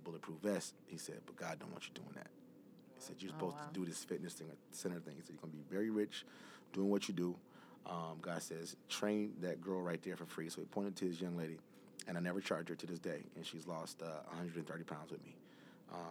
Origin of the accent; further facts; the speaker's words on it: Detroit, Michigan, United States; born and raised in Detroit